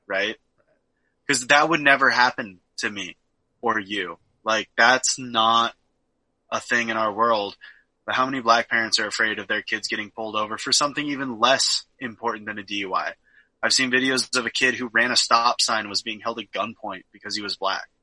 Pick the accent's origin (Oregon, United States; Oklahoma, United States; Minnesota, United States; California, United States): Oregon, United States; I was born and raised in Oregon